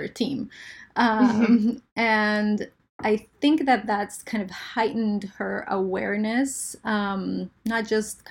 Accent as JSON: {"language": "English", "town": "Santa Cruz de la Sierra", "region": "Santa Cruz", "country": "Bolivia", "tie": "born or raised there", "also_born_or_lived": "Israel / California", "second_language": "English", "moved": "as an adult", "lives_now": "United States", "said": "I was born in Israel and grew up in the tropics of Santa Cruz, Bolivia"}